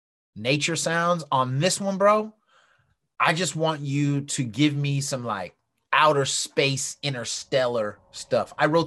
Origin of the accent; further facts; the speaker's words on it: West Coast, United States; but I'm from the West Coast and I used to rhyme.